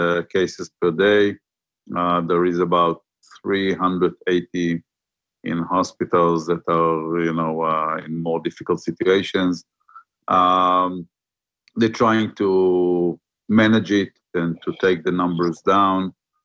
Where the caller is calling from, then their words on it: Herzliya, Tel Aviv District, Israel; From my office in Herzliya.